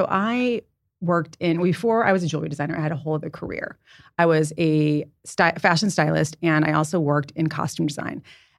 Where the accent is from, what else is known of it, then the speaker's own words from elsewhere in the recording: Santa Barbara, California, United States; also born or lived in San Diego; I am 51 years old. I'm a Taurus and I'm from Santa Barbara, California, but I was born in San Diego.